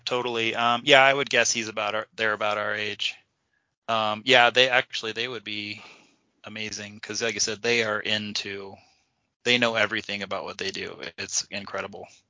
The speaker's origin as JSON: {"language": "English", "region": "Kansas", "country": "United States", "tie": "born or raised there", "said": "now I grew up in Kansas."}